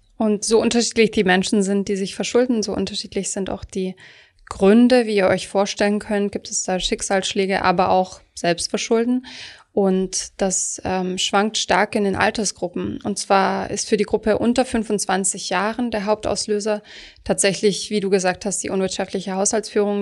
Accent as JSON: {"language": "German", "region": "Swabia", "country": "Germany", "said": "Ich komme zum Beispiel aus Süddeutschland."}